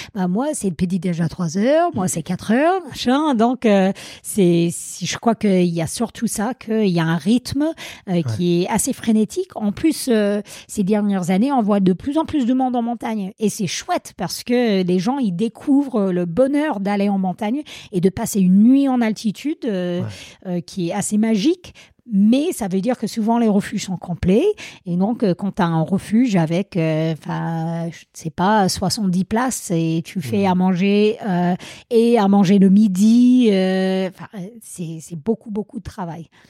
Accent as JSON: {"language": "French", "region": "Vermont", "country": "United States", "also_born_or_lived": "Grenoble, France", "second_language": "French", "moved": "as an adult", "lives_now": "Servoz, France", "said": "je viens des États-Unis, l'État du Vermont plus précisément"}